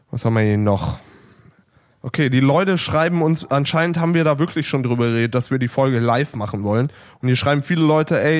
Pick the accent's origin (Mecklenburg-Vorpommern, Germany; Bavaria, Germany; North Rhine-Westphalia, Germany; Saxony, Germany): North Rhine-Westphalia, Germany; Neuss; ich komme auf jeden Fall dafür nach Berlin. Bin aus Neuss.